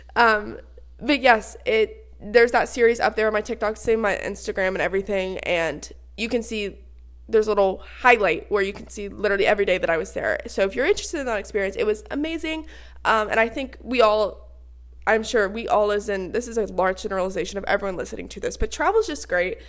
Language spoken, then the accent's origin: English; United States; I am a girl from the States